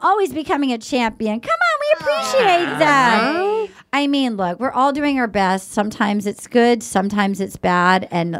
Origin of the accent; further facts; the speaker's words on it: New England, United States; my New England roots.